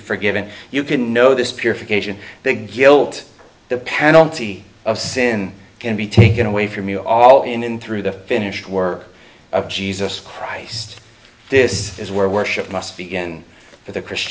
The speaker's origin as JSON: {"language": "English", "country": "United States"}